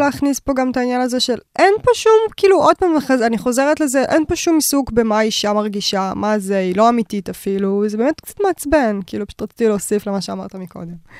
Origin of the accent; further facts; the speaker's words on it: Bat Yam, Tel Aviv District, Israel; הילדות שלי בבת ים